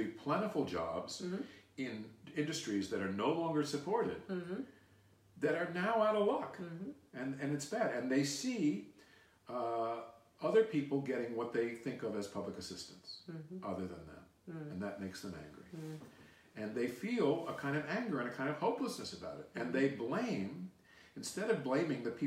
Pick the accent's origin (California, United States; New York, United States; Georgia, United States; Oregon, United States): New York, United States; New York City; also born or lived in Queens, New York; my parents lived in Manhattan, mm-hmm. and I was raised in Manhattan